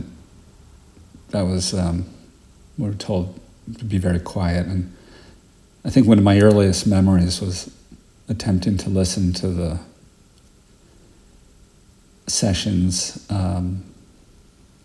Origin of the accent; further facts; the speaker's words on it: New York, United States; moved away as an adult; now in Great Barrington, United States; I grew up in Park Slope